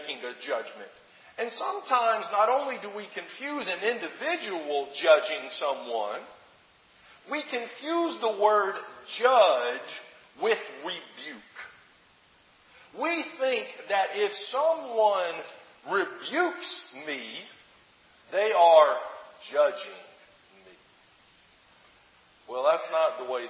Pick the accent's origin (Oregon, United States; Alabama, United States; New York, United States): Alabama, United States; moved away; my home state of Alabama